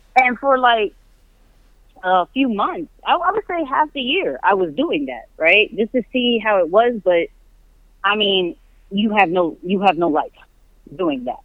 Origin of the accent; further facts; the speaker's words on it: New York, United States; moved away as an adult; I was born and raised in New York